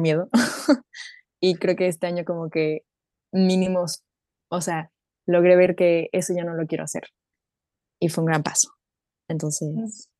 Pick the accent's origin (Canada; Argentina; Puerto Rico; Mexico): Mexico; also born or lived in Germany; now in Leipzig, Germany; soy mexicana alemana, viviendo en, Leipzig, Leipzig, Alemania